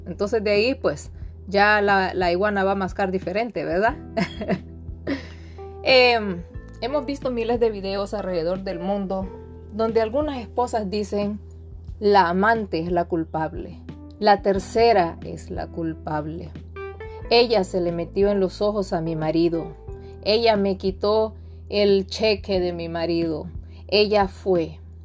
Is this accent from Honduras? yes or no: yes; Honduras; soy de Honduras